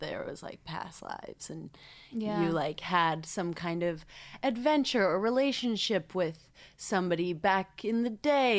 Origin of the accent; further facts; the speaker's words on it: Encinitas, California, United States; I'm from Encinitas, California.